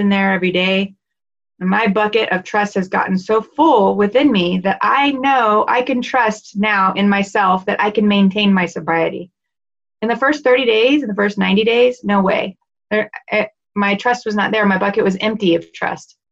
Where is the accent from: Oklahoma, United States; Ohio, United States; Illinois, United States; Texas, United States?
Texas, United States; Dallas; moved away; I'm from Dallas originally